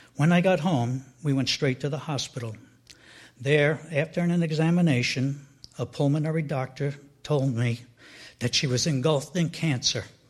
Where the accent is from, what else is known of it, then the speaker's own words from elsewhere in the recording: Edgewater, New Jersey, United States; I grew up in Edgewater, New Jersey, which is about 10 miles from where we are now in Teaneck